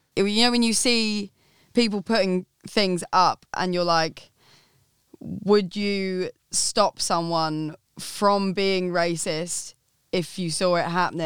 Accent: Essex, East of England, United Kingdom; I'm from Essex, like, from the smallest town

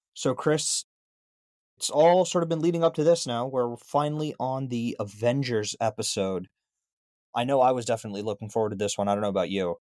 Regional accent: India; as an Indian

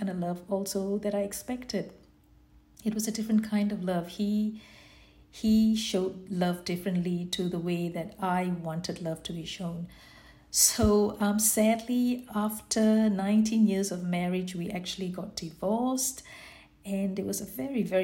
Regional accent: Singapore; I was born in Singapore, and I've got 5 siblings. My mum and dad migrated from Sri Lanka in the early 50s to come and live in this beautiful land of Singapore

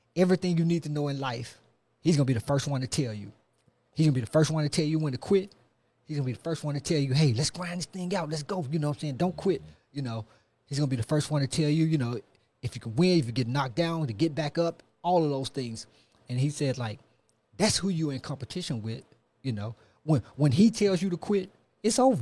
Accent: Memphis, Tennessee, United States; I'm from Memphis. Um, grew up in North Memphis

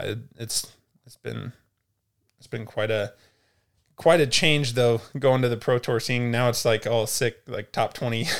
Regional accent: Altoona, Iowa, United States; technically Altoona, Iowa, it's like a little suburb

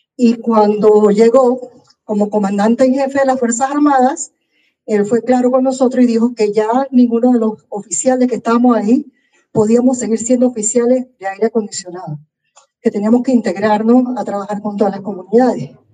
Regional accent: Colón, Panama; soy panameña criada aquí en Panamá, en Colón. Yo soy prácticamente colonense

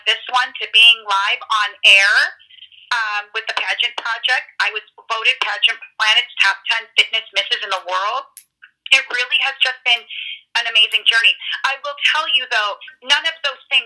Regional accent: Illinois, United States; It'll be in my home state

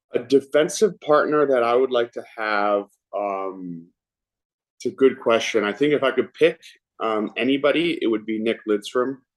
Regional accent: Vancouver, British Columbia, Canada; now in Toronto, Canada; Vancouver is my hometown

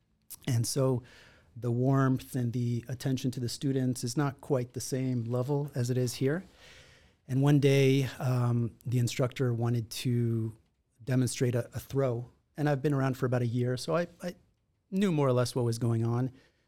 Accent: Israel; also born or lived in Los Angeles, United States; And so I grew up in Israel, actually. I was born here in Los Angeles, but when I was 8 or 9 months old, I moved to Israel. And that's where I spent most of my youth.

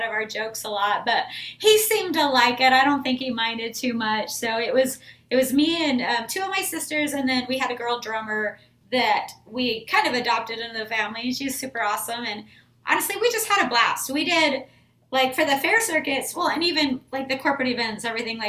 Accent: Idaho, United States; now in Texas, United States; I grew up in Idaho in a really small town and grew up playing music

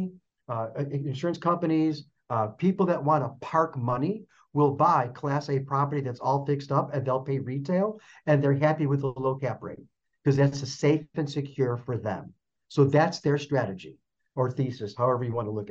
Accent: Chicago, Illinois, United States; now in Phoenix, United States; I'm originally from Chicago.

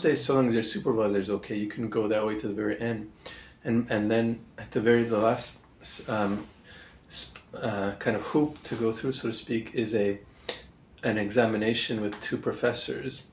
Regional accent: Montreal, Quebec, Canada; moved away as an adult; also born or lived in Oxford / Singapore / Hong Kong; I'm from Montreal in the French speaking part of Canada

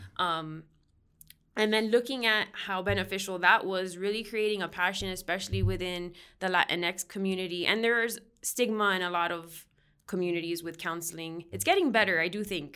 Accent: Miami, Florida, United States; moved away as an adult; now in Northern Colorado, United States; that's actually where I'm originally from, born and raised

